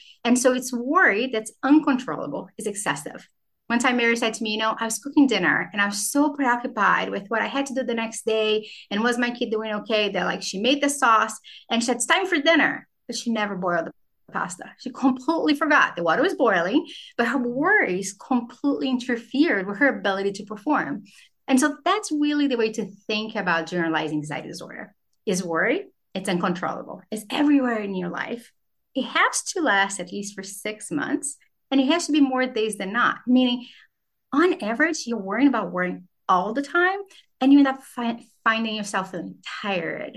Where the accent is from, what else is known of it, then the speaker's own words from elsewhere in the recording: Brazil; now in United States; I grew up in Brazil